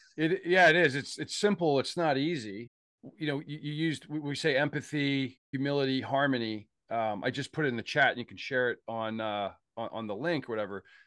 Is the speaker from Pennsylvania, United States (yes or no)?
yes; Pittsburgh, Pennsylvania, United States; I'm from Pittsburgh, and I'm a Pittsburgh Steeler, uh, f, I'm part of that tribe.